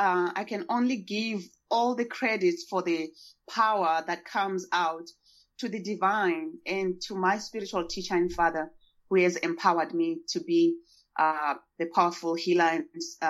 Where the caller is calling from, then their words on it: Portland, Oregon, United States; also born or lived in Zimbabwe; I'm speaking from Portland, Oregon. I am your neighbor.